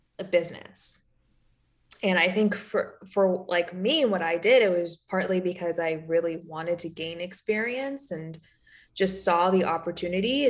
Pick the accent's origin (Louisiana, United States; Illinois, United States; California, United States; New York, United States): New York, United States; moved away as an adult; also born or lived in San Francisco; I'm a New Yorker